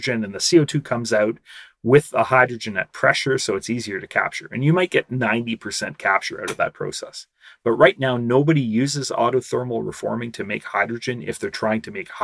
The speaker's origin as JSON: {"language": "English", "country": "Canada", "said": "my home country, Canada."}